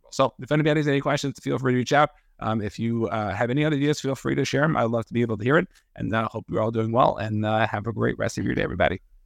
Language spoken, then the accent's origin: English; New York, United States; I grew up in New York. I'm a Giants fan